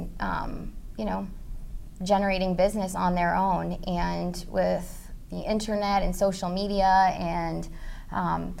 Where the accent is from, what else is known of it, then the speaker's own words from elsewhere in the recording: Manchester, New Hampshire, United States; I was born and raised in Manchester, New Hampshire